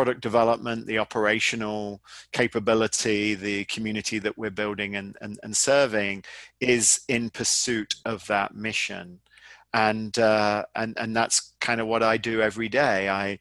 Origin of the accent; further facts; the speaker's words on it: United Kingdom; now in United States; I'm obviously British, but I live in America